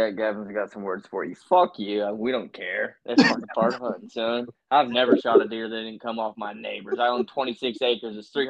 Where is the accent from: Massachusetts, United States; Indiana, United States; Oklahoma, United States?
Indiana, United States; I'm from Indiana.